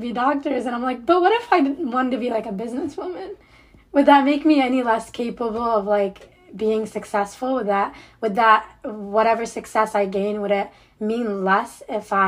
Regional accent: Cincinnati, Ohio, United States; moved away as an adult; also born or lived in Nouakchott, Mauritania / Waukesha; now in Michigan, United States; I moved to the States when I was around like 6 or 7 years old. I went to school here, grew up here, and or not in Michigan, but I grew up in Cincinnati, Ohio

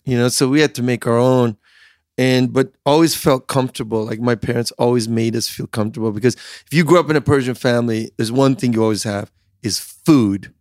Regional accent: Chicago, Illinois, United States; also born or lived in Iran / England / Switzerland / New York City; when we were growing up in the Midwest, Chicago

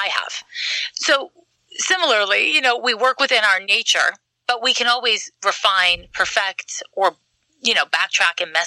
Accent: Quebec, Canada; moved away; I'm from Quebec

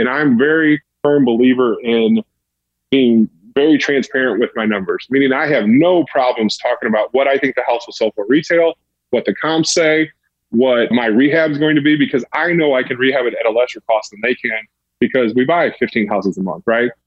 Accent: St. Louis, Missouri, United States; I'm from St. Louis

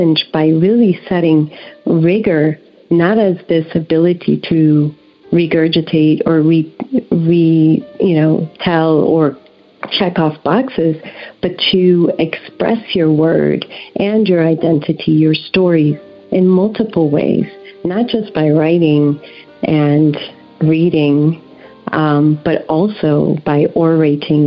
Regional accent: Brazil; also born or lived in Puerto Rico / Netherlands; now in United States; I'm originally from Brazil, and I came to this country when I was 15, and I came by way of Puerto Rico and the Netherlands

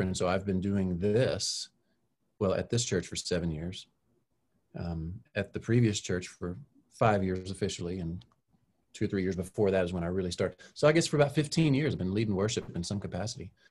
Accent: Texas, United States; growing up in Texas, there's lots of country music

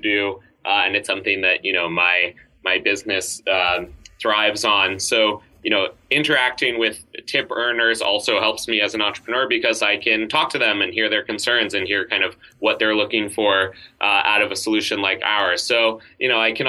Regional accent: New York City, New York, United States; I grew up in New York City

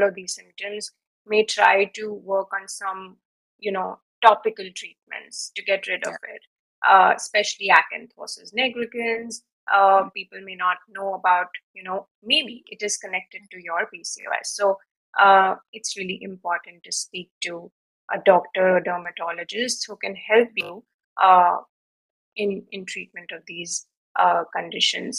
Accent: India; now in United States; living in India and being Indian, even if now I'm living in the US

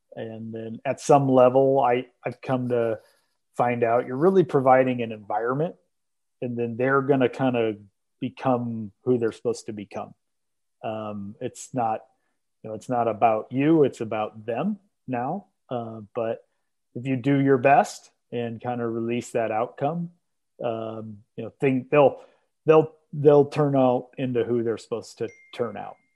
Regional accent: Iowa, United States; moved away as an adult; now in Omaha, United States; now that I live in Omaha and I grew up in Iowa

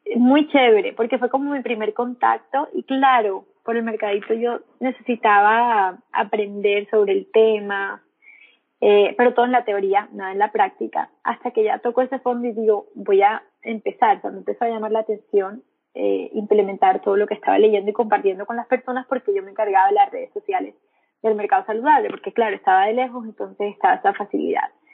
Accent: Montería, Córdoba, Colombia; moved away as an adult; now in Medellín, Colombia; yo ahí en ese entonces estaba en Montería, que es donde la, de, de donde soy, donde vivo, donde vivía, perdón, en ese tiempo

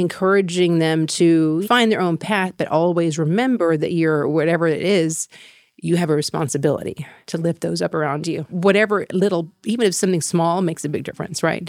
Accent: Waco, Texas, United States; moved away as an adult; also born or lived in Thailand; I'm a native from Waco, Texas. I grew up there, Mexican American family

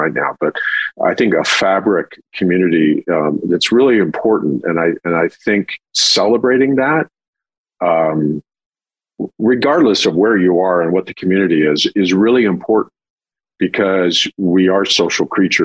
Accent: San Clemente, California, United States; now in Santa Barbara, United States; I grew up in Southern California. At the time, it was a little town called San Clemente

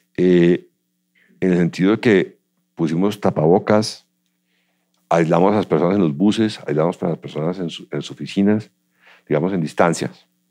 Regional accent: Cajicá, Cundinamarca, Colombia; yo crecí en Cajicá, vivíamos allá veníamos todos los días colegio de Bogotá

